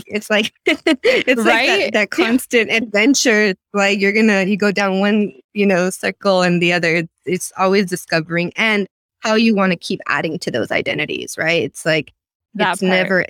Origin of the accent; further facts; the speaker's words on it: Los Angeles, California, United States; moved away as an adult; now in Seattle, United States; born and raised in Los Angeles. Los Angeles, California, super diverse city, and not really understanding where I fit the line, because my dad is Mexican but born in the US, and my mom is from Guatemala, born